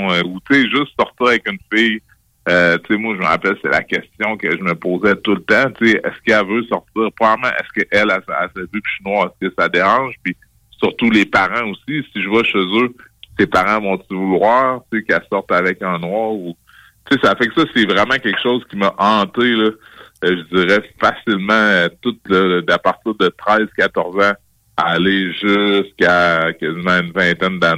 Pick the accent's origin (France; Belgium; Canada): Canada; Quebec City, Quebec; je viens de Charlebourg, Beauport.